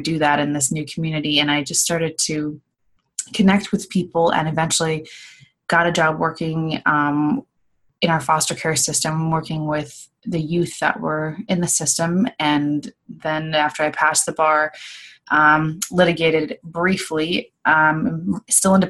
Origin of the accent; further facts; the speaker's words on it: Midwest, United States; moved away as an adult; now in Los Angeles, United States; I'm from the Midwest, moved to Los Angeles, California about 5 years ago